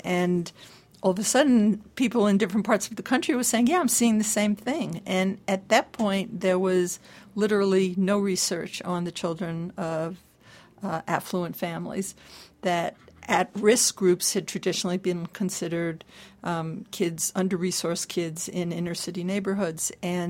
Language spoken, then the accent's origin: English; California, United States; I'm from California.